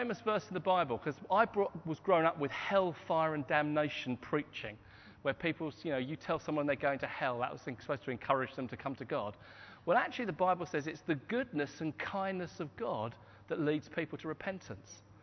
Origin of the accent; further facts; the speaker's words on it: Hastings, South East England, United Kingdom; My hometown is Hastings, and Anne and I grew up in Hastings